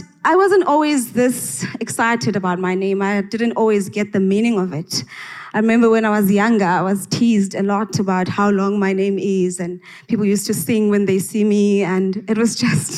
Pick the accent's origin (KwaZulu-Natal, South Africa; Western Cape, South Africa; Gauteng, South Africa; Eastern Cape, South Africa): Eastern Cape, South Africa; Engcobo; I grew up in the Transkei in Engqoba